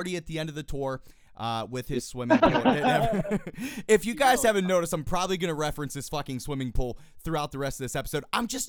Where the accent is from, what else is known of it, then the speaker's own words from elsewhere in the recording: East Coast, United States; I'm obviously from the East Coast.